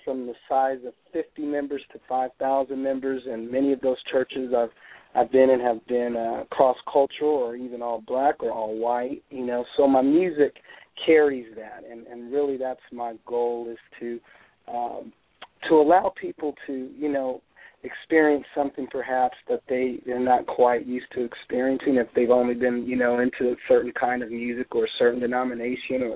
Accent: Reno, Nevada, United States; I was born and raised in Reno, Nevada

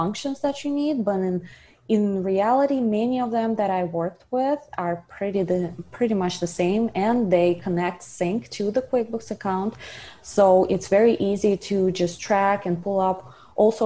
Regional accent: Russia; moved away as an adult; now in South Florida, United States; I'm originally from Russia. Moved here about 10 years ago and continued on my education

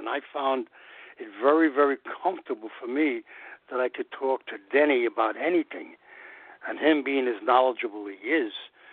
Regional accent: New York City, New York, United States; growing up in New York. I'm a New Yorker, and I love New York.

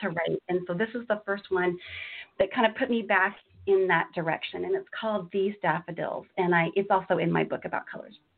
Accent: Washington, United States; also born or lived in Florida / Azores / Texas; I've grown up in Washington State uh, for, pretty much since I was five.

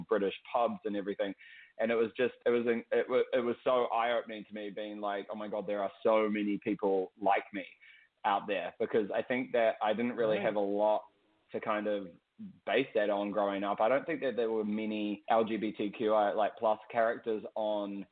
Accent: Wellington, New Zealand; moved away; my hometown, Wellington, is the capital city of New Zealand

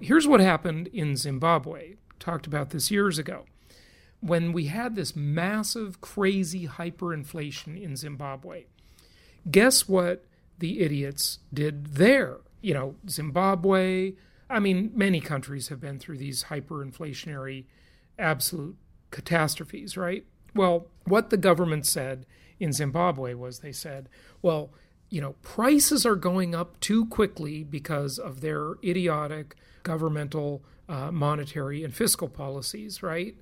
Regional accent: California, United States; moved away; my home state the socialist republic of california it's a disaster i'm glad i left

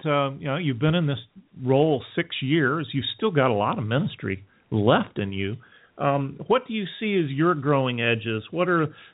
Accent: Alabama, United States; also born or lived in Japan; now in Western North Carolina, United States; I grew up in Alabama

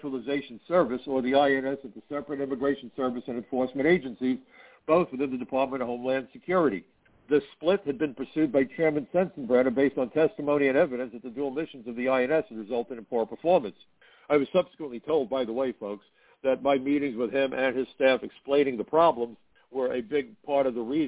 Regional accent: New York, United States; Being a New Yorker

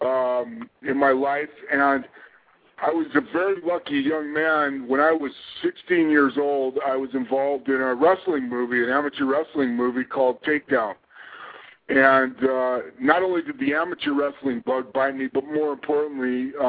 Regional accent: Pleasant Grove, Utah, United States; We had a very good little kids program in my hometown of Pleasant Grove, Utah

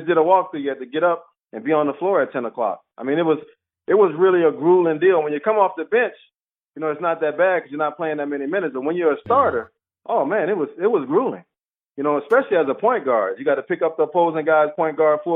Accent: Louisiana, United States; I'm a Southern guy. I'm from Louisiana. I'm kind of country.

